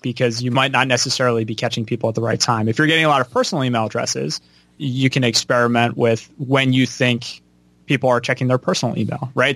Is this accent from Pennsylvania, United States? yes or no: yes; Philadelphia, Pennsylvania, United States; I'm from Philadelphia, right outside Philadelphia, Pennsylvania. I kind of grew up on the East Coast my whole life